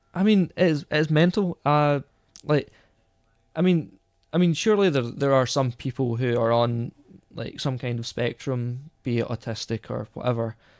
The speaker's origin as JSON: {"language": "English", "region": "Scotland", "country": "United Kingdom", "said": "we're Scottish, you know, we, we were in Scotland, we're not in the States"}